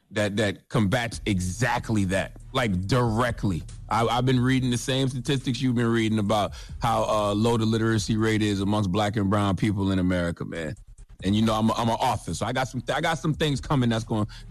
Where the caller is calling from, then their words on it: Angola; uh, I'm calling from Angola, Africa.